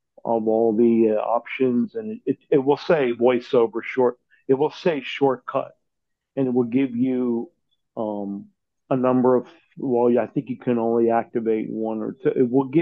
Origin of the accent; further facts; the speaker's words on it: Philadelphia, Pennsylvania, United States; I'm from Philly.